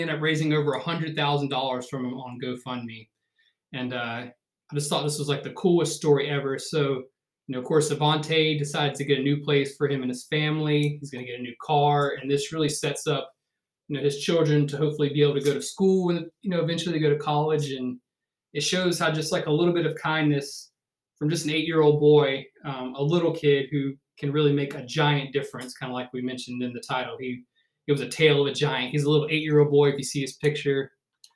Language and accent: English; the South, United States; being born and raised in the South